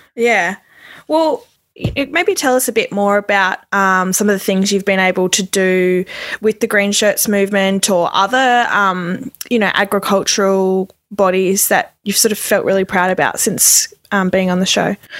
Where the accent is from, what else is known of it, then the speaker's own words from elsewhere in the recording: Jandowae, Queensland, Australia; moved away; I'm from Queensland